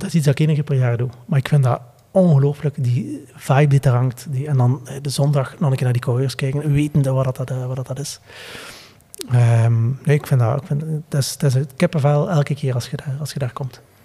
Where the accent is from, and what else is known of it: Flanders, Belgium